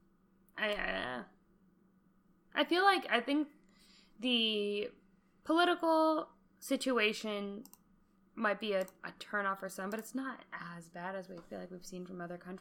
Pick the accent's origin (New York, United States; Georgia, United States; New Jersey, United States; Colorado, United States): Colorado, United States; I grew up in Colorado.